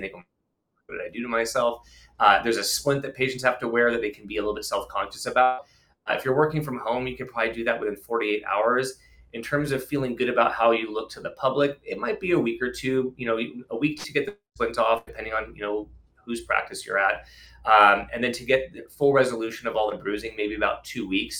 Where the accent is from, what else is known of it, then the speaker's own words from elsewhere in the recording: Tustin, California, United States; also born or lived in East Coast; I grew up in Southern California. I grew up in Tustin, inland, just about 15, 20 miles from here